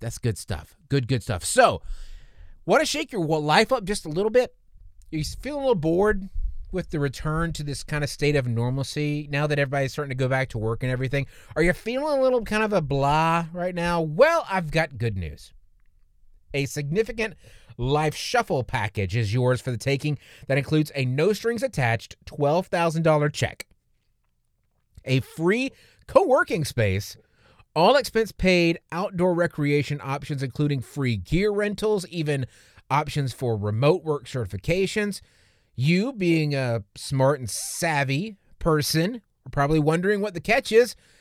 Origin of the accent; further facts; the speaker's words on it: the South, United States; I'm from the South